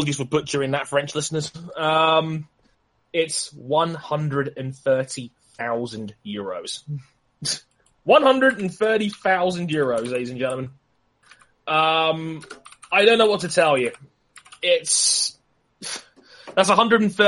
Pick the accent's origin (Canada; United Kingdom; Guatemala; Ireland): United Kingdom; England; I'm English